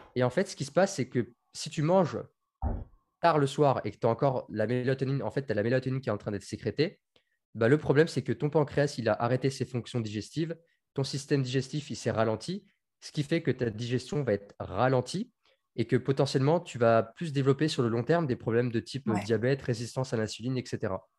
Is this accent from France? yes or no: yes; Tours, Centre-Val de Loire, France; moved away as an adult; also born or lived in Marseille; je suis de Tours. J'habitais en Touraine, j'ai vécu toute mon adolescence là-bas.